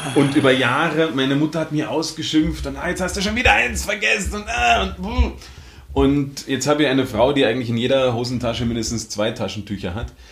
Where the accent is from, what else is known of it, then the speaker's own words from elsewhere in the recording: Germany; now in Austria; ich komme aus Deutschland, wohne in Österreich